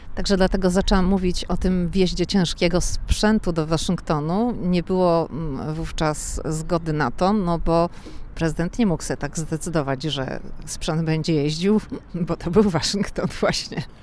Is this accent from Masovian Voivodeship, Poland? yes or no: no; Szczecin, West Pomeranian Voivodeship, Poland; now in Washington, United States; My jesteśmy ze Szczecina, więc mówimy na dworze